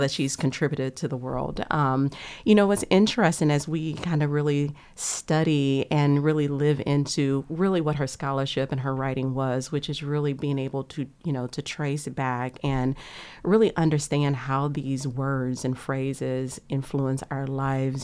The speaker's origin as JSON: {"language": "English", "country": "United States", "tie": "born or raised there", "said": "growing up on the bayou"}